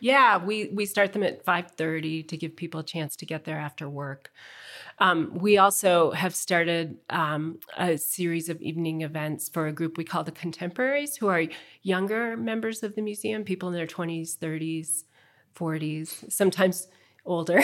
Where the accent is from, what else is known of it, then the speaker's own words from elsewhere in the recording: Midwest, United States; also born or lived in Chicago; I grew up in the Midwest